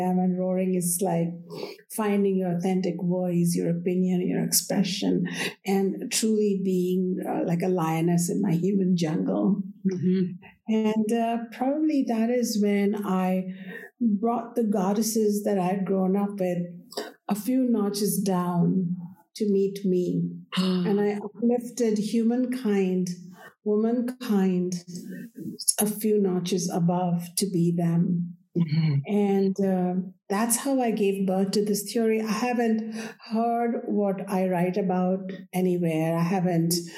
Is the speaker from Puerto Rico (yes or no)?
no; India; I was born in India, and we revere the goddess.